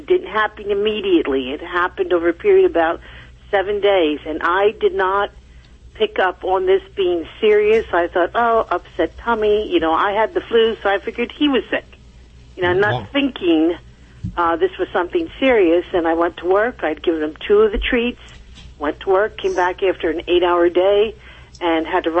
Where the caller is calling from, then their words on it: Reading, Pennsylvania, United States; Reading, Pennsylvania.